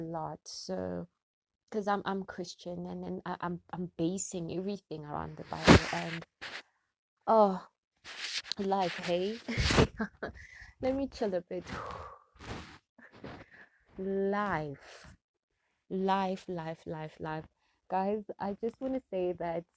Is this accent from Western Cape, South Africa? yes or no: no; Gauteng, South Africa; also born or lived in Springs, Gauteng; I am from South Africa. I am in Gauteng, to be precise, in the area called Springs, eGwatema.